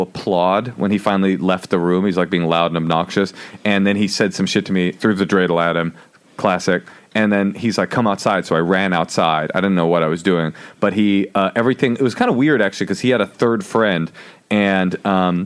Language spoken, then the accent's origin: English; Oakland, California, United States; I grew up in Oakland